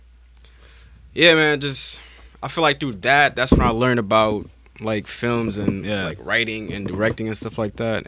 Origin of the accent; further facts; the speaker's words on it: Nashville, Tennessee, United States; also born or lived in New York / Senegal / Detroit, Michigan / Montgomery, Alabama; we moved to Nashville, I think like late 2008 or something